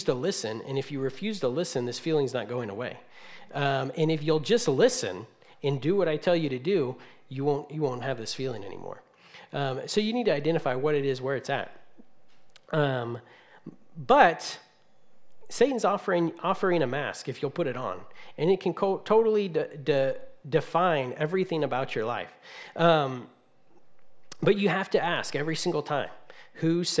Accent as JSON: {"language": "English", "region": "California", "country": "United States", "moved": "yes", "said": "I'm from California"}